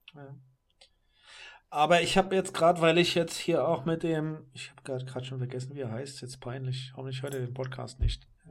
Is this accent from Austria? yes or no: no; Germany; als Europäer hier oder gerade als Deutscher